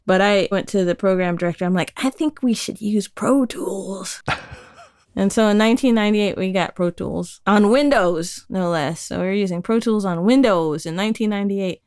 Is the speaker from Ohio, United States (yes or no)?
yes; Dayton, Ohio, United States; also born or lived in Colorado; now in Brighton, United Kingdom; Dayton, Ohio, birthplace of aviation, hometown of the funk. Yeah, I grew up close